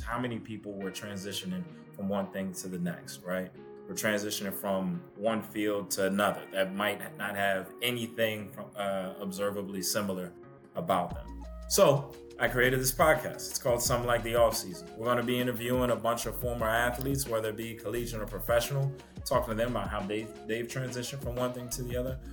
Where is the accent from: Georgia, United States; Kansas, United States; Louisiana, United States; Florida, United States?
Louisiana, United States; New Orleans; I'm from New Orleans, played football at Hampton University